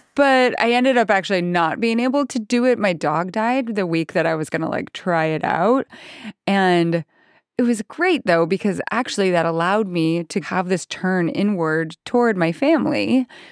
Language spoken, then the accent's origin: English; Idaho, United States; I grew up in Idaho